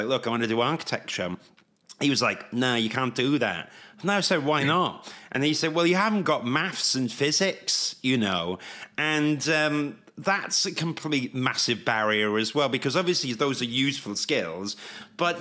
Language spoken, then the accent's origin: English; Wales, United Kingdom; I, of course, being Welsh, wanted to study in Cardiff